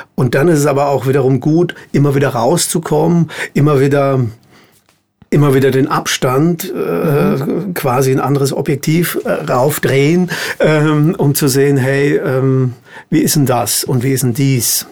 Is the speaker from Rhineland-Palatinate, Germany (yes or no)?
no; Hesse, Germany; also born or lived in near Darmstadt; ich bin in Hessen aufgewachsen